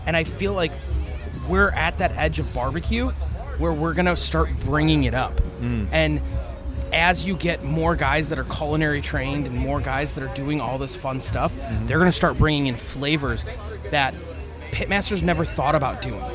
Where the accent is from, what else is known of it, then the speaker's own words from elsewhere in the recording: Chicago, Illinois, United States; we're from Chicago